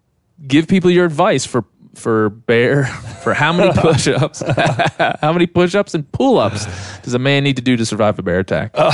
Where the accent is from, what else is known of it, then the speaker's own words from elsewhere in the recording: Maryland, United States; also born or lived in Texas; now in Bozeman, United States; I'm an East Coast kid. I'm from Maryland originally.